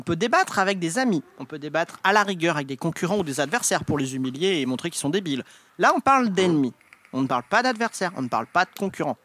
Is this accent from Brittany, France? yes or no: yes; Brittany, France; je suis breton